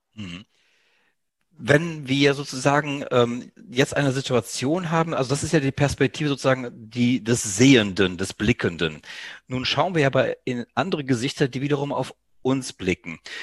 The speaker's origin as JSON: {"language": "German", "country": "Greece", "said": "Mir als, ja, Südeuropäer, als Grieche"}